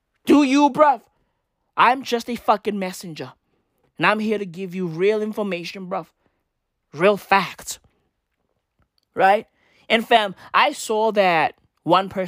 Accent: Johannesburg, Gauteng, South Africa; I'm a fucking Joburger, right? I'm a Joburger

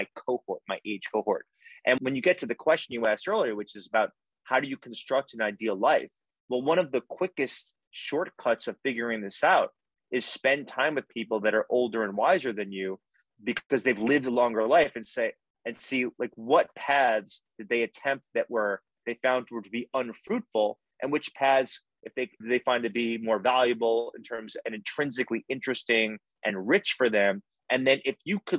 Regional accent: United States; as an American

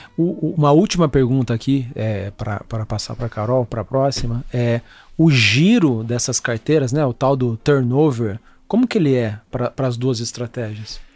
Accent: Brazil; somos brasileiros

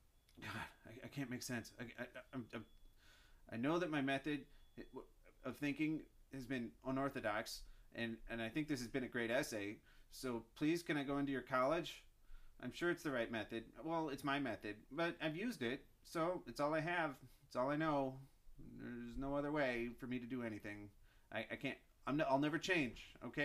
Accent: Chicago, Illinois, United States; Well, I'm from Chicago.

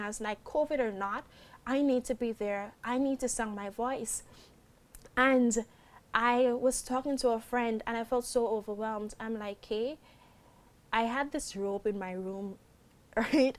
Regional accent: Guyana; my home country, Guyana

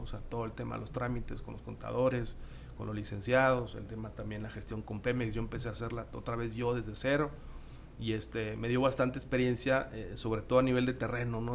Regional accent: San Nicolás de los Garza, Nuevo León, Mexico; Yo soy de San Nicolás, ahí vivo en San Nicolás y me quedaba cerca de la universidad

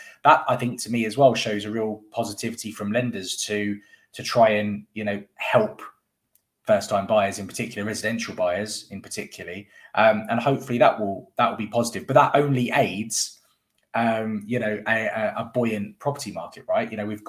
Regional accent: London, United Kingdom; now in West Midlands, United Kingdom; a very, very unpopular viewpoint that I have as a Londoner that has actually moved up to the West Midlands.

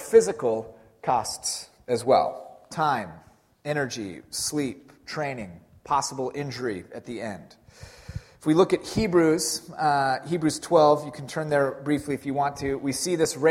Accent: Pacific Northwest, United States; we're from the Pacific Northwest

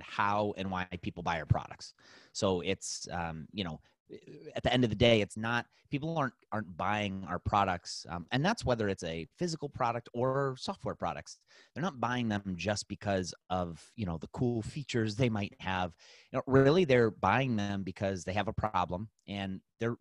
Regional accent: Cleveland, Ohio, United States; We're from Cleveland, Ohio

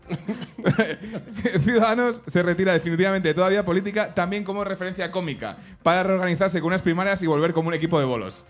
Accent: Madrid, Community of Madrid, Spain; yo soy de Madrid, a mí mis padres me secuestraron para ir a Cortilandia

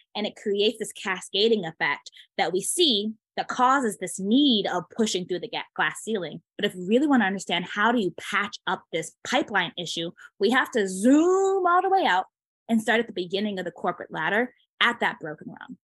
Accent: Chicago, Illinois, United States; I'm originally from Chicago area.

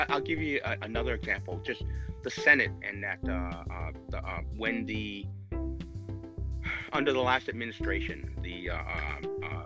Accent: Boston, Massachusetts, United States; I was born and raised in Boston

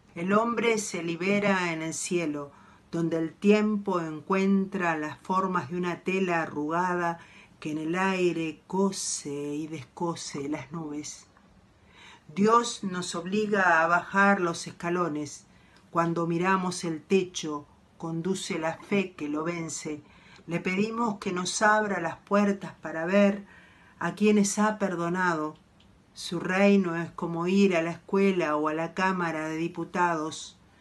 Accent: Montevideo, Uruguay; soy de Montevideo, Uruguay

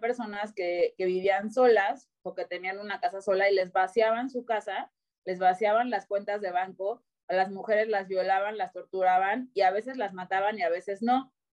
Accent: Cancún, Quintana Roo, Mexico; also born or lived in Mexico City; yo nací en la Ciudad de México tengo 34 años ahorita. Eh, a los seis años me fui a vivir a Cancún

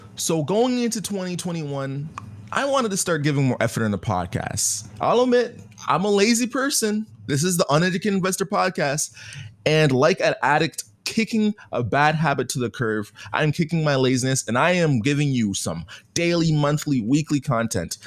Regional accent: Canada; I'm Canadian

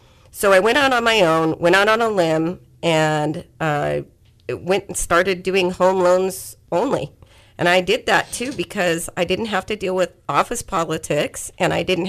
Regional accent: Anaheim, California, United States; moved away as an adult; now in Bakersfield, United States; I grew up in Anaheim, and I moved to Bakersfield in 1989.

